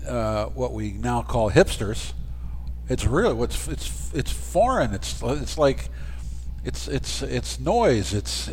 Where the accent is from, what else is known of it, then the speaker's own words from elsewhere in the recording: Baltimore, Maryland, United States; I grew up in Baltimore.